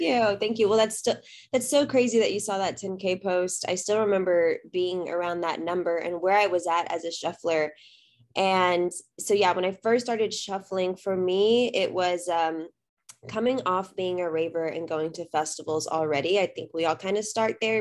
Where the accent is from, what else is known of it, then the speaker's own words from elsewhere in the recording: South Texas, United States; also born or lived in Austin, Texas; I was born and raised in Texas, currently live in Austin